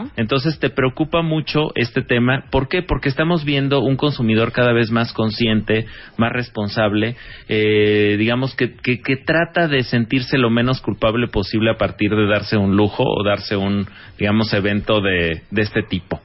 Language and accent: Spanish; Mexico; nuestro país